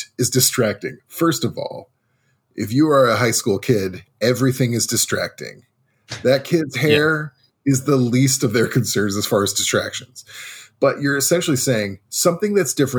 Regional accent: Midwest, United States; I grew up in the Midwest, middle class-ish.

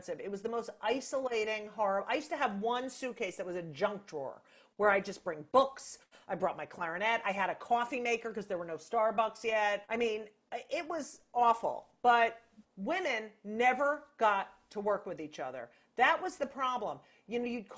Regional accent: New Jersey, United States; I grew up in New Jersey.

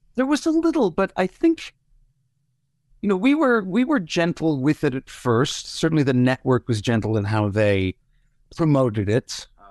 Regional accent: Toronto, Ontario, Canada; moved away as an adult; also born or lived in Vancouver; now in Los Angeles, United States; I left Toronto thirty years ago for Vancouver and then Vancouver's to L A. So I, I haven't lived in my hometown in a long time.

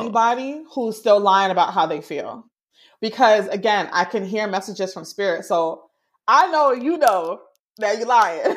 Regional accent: Jamaica; I'm Jamaican

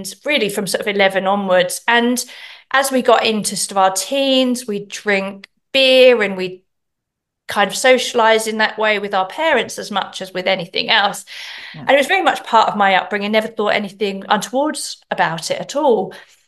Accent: England, United Kingdom; moved away; I'm from England originally

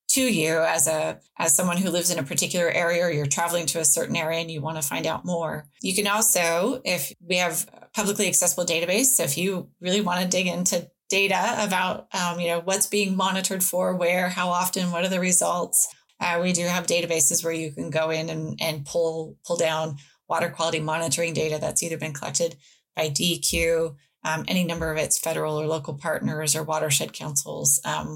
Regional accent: Pacific Northwest, Washington, United States; now in Oregon, United States; I grew up in the Pacific Northwest in Washington

